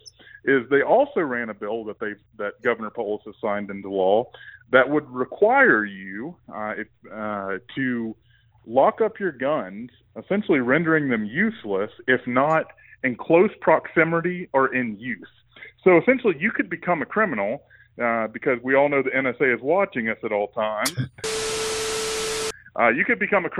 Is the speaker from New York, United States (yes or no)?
no; East Tennessee, United States; accent: Southern twang; also born or lived in Virginia / South Mississippi; now in Colorado, United States; originally from East Tennessee, well, originally from Virginia, but grew up in East Tennessee and picked up a little bit more Southern twang and South Mississippi where all my family's from.